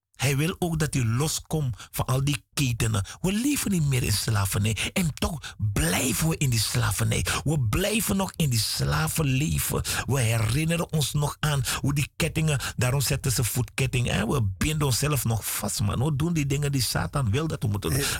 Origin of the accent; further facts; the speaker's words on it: Suriname; Ik ben een Surinamer